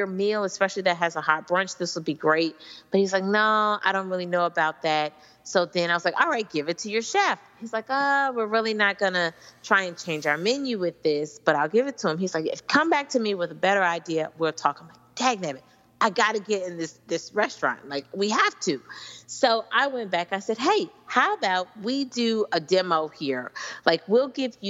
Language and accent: English; Kansas City, Missouri, United States; moved away; I'm originally from Kansas City.